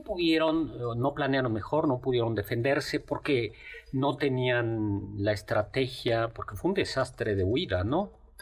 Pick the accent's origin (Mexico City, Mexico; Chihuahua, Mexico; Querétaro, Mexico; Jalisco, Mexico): Mexico City, Mexico; en el fondo los chilangos somos así de arrogantes